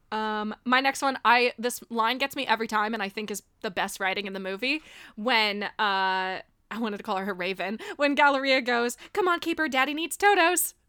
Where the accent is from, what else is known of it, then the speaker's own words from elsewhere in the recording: Miami, Florida, United States; Growing up in Miami, I was like the awkward white kid